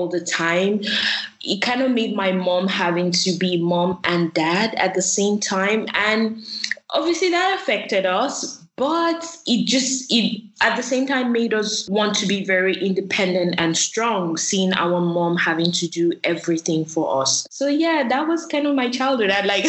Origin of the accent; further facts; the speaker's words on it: Nigeria; I grew up in Nigeria and I was born because my dad's in the military, so we moved around a lot.